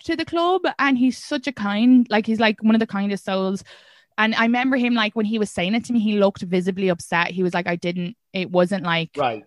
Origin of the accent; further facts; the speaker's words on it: Ireland; first language English; moved away as an adult; now in United States; I'm from Ireland